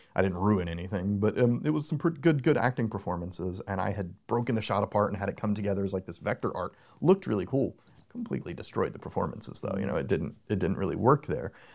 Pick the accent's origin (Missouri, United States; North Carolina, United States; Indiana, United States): North Carolina, United States; Charlotte; moved away; I'm originally from Charlotte